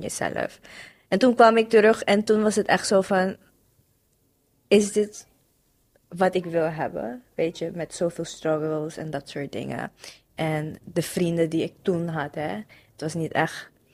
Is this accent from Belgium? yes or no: no; Suriname; moved away as an adult; now in Netherlands; Gewoon geboren en getogen in Suriname. Ehm, toen ben ik naar hier verhuisd om te studeren.